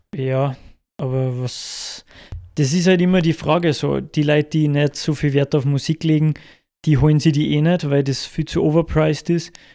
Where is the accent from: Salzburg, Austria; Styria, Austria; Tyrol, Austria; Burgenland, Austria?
Salzburg, Austria; bei uns in Salzburg